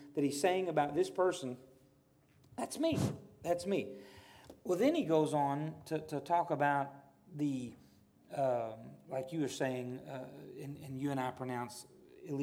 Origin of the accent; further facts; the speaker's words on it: the South, United States; I'm a Southerner